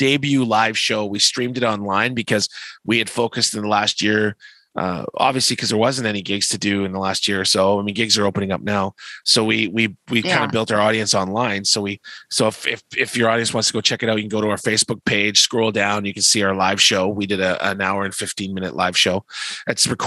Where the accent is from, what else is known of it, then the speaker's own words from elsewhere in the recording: Canada; We're Canadian, eh?